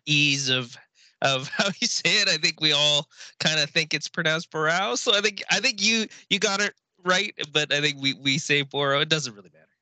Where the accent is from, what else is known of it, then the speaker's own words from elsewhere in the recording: Victoria, British Columbia, Canada; also born or lived in Kamloops, Canada / Okanagan, Canada; I was born in the Okanagan, technically um, in Kamloops, but I've been in Victoria since I was five. So I'm really from the island